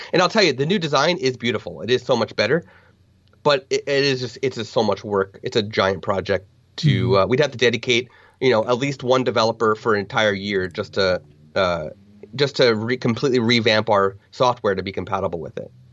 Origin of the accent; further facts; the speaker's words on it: New Jersey, United States; I'm from New Jersey, we are just above sea level by like a couple hundred feet